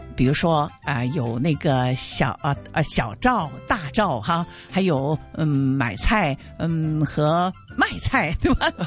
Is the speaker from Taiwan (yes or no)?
no; Hong Kong; 我们香港人的发音比较困难一些